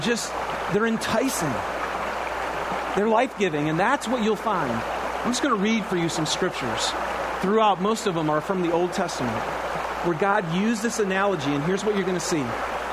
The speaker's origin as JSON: {"language": "English", "region": "Michigan", "country": "United States", "tie": "born or raised there", "said": "Now, I grew up in Michigan. We didn't have the Great Salt Lake, but we had lots of swamps."}